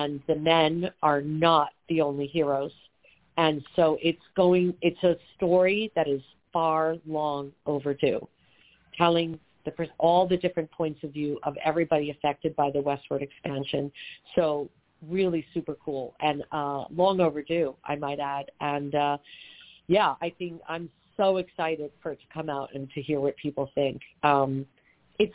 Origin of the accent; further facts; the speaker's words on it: New York, United States; now in Los Angeles, United States; I am a New Yorker who moved to L.A.